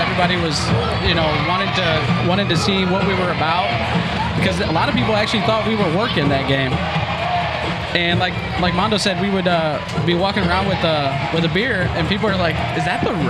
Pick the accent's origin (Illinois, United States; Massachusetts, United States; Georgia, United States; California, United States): Illinois, United States; Fairmont City; now in Granite City, United States; I'm born and raised in Fairmont City.